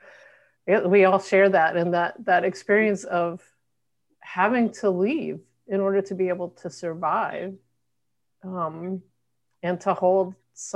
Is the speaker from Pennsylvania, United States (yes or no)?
no; Arkansas, United States; moved away; as a queer feminist Southerner, how it feels really difficult to be able to go back home to my home state of Arkansas